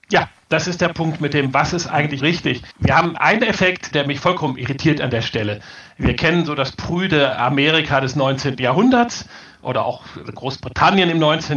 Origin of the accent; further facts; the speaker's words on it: Rhineland, Germany; ich komme aus dem Rheinland